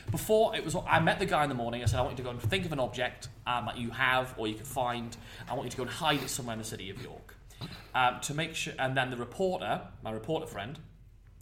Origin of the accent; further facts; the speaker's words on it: Cramlington, North East England, United Kingdom; Cramlington where I was brought up